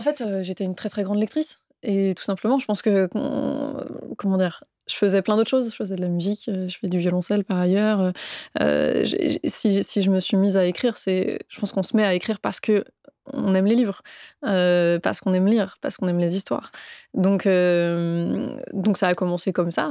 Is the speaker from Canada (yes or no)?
no; Saint-Malo, Brittany, France; moved away as an adult; also born or lived in Paris; j'ai grandi euh, en Bretagne, à Saint-Malo, Bretagne-Nord pour le coup